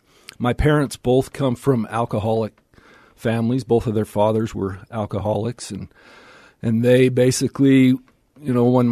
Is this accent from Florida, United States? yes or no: no; Salt Lake City, Utah, United States; So I grew up down here in Salt Lake, out in the Willow Creek area, and my dad was a dentist